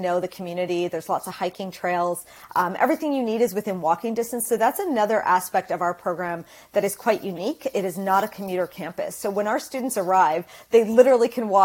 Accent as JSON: {"language": "English", "town": "Kingston", "region": "Ontario", "country": "Canada", "tie": "born or raised there", "said": "I was born and raised in Kingston, where Queen's University is based"}